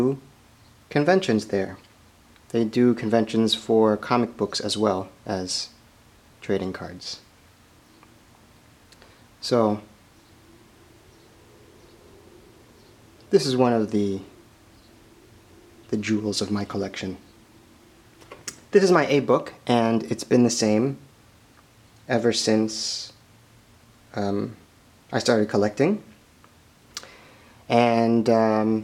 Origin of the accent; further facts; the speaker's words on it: Springfield, Illinois, United States; Springfield, Illinois, here in my hometown